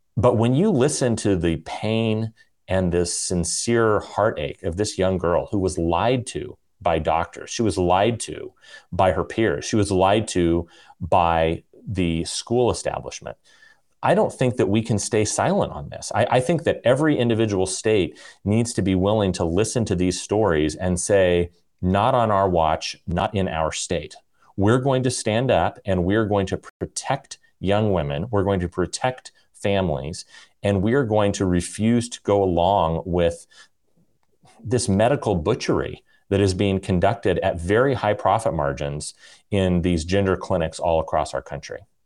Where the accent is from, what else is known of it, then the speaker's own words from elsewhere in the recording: California, United States; I'm from California